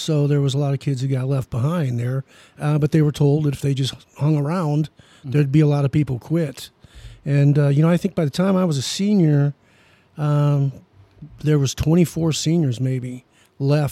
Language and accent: English; Belleville, Michigan, United States; also born or lived in Dearborn, Michigan; I'd have to say I'm from Belleville because I was there from sixth grade till my college years. So I'm a Belleville guy